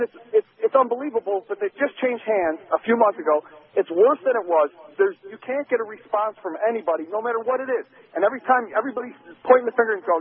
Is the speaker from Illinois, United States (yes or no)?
yes; Chicago, Illinois, United States; now in South Florida, United States; That's my hometown, Chicago.